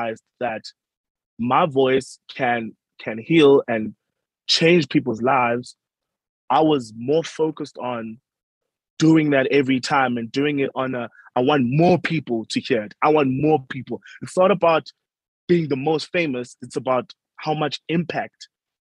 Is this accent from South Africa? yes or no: yes; Uitenhage, Eastern Cape, South Africa; I am a South African Xhosa person, grew up in Uitenhage, Eastern Cape